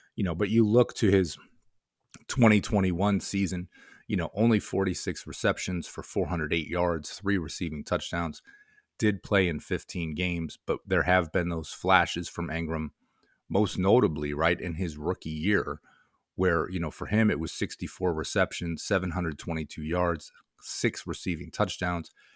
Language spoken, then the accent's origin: English; Rochester, New York, United States; growing up as a Syracuse fan, growing up in the Rochester area